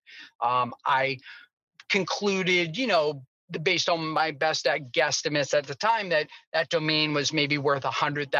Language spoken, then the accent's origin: English; Boston, Massachusetts, United States; I grew up in Boston, Massachusetts